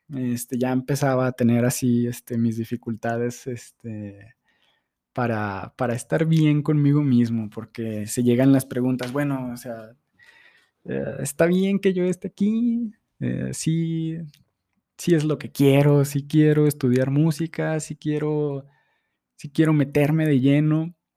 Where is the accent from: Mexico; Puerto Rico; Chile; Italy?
Mexico; Durango; moved away; vengo de Durango, una ciudad este, hermosa, plana